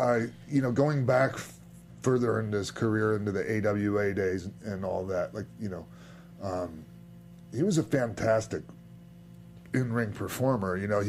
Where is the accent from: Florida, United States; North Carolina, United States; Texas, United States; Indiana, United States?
Florida, United States; St. Petersburg; St. Pete's my hometown